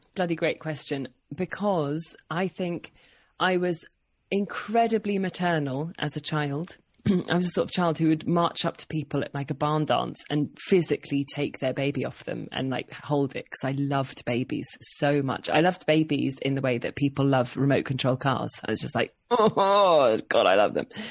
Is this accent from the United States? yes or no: no; Oxford, South East England, United Kingdom; also born or lived in London; But I was born in London and then we moved to Oxford when I was about four. And then, yeah, so I, I grew up in Oxford